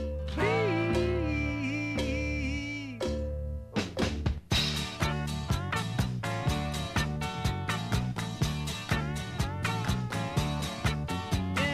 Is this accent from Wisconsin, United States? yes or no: yes; Kenosha, Wisconsin, United States; Growing up in Kenosha, Wisconsin